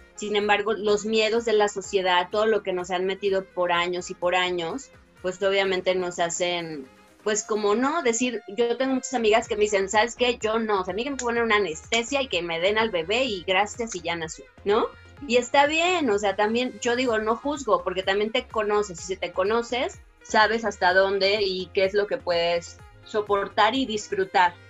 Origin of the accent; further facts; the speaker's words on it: Guadalajara, Jalisco, Mexico; moved away; yo soy de Guadalajara